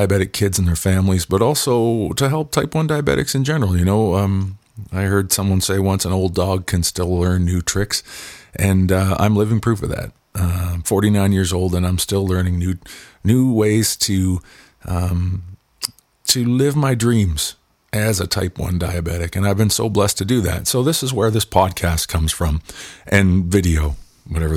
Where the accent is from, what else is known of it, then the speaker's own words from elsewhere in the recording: Pictou County, Nova Scotia, Canada; I was born and raised in Pictou County, Nova Scotia, which is on, of course, the East Coast on the Atlantic Ocean in Canada